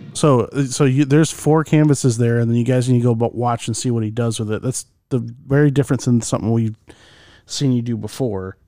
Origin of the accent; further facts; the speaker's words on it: Michigan, United States; we grew up in Michigan